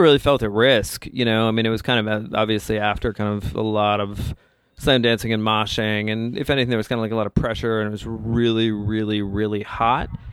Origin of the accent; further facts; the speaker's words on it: Bethesda, Maryland, United States; I was from Bethesda